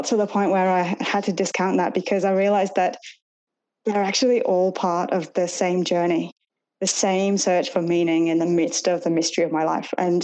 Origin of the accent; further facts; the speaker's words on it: Chester-le-Street, North East England, United Kingdom; accent: Northern; moved away as an adult; now in Australia; my hometown in England, Chesterley Street